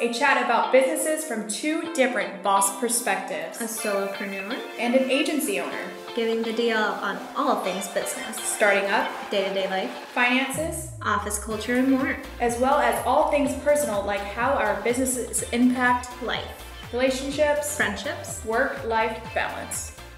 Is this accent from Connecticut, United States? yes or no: yes; Connecticut, United States; moved away as an adult; now in Tampa, United States; I'm originally from Connecticut.